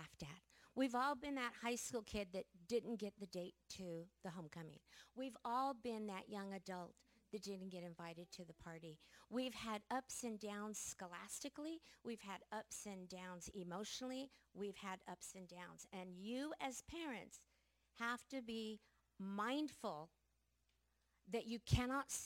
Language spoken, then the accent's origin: English; the Northwest, Pacific Northwest, United States; We are from the Northwest.